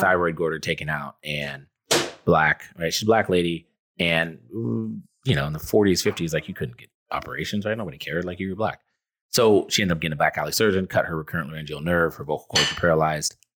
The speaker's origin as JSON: {"language": "English", "town": "Sacramento", "region": "California", "country": "United States", "tie": "born or raised there", "also_born_or_lived": "Riverside / Orange County", "said": "I grew up in Northern California, in Sacramento, uh, with a single mom and my older brother."}